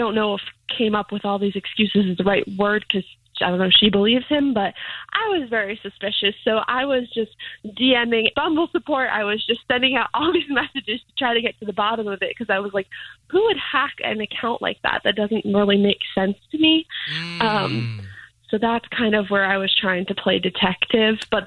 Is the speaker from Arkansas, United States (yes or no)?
no; New York, United States; now in Tampa, United States; I'm from New York originally